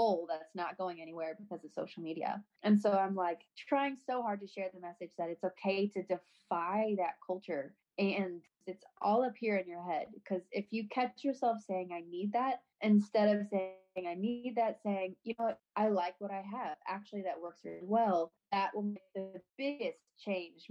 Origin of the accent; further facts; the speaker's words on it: St. Louis, Missouri, United States; we're both from St. Louis, so both of our families are here